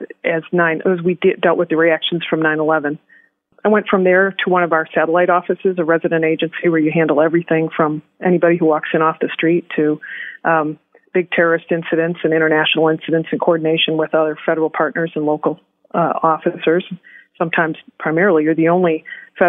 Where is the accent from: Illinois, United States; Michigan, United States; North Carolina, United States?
Michigan, United States; Detroit; moved away; also born or lived in Chicago / Milwaukee; I was born in Detroit, hurrah, and worked in Chicago as a prosecutor